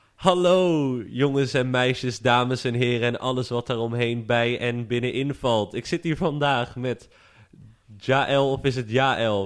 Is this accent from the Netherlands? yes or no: yes; Vlissingen, Zeeland, Netherlands; ik kom uit Vlissingen